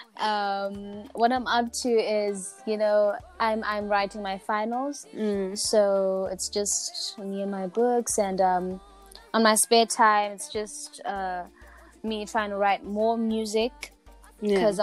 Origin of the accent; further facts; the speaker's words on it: Ladysmith, KwaZulu-Natal, South Africa; born and bred in Ladysmith, KZN, South Africa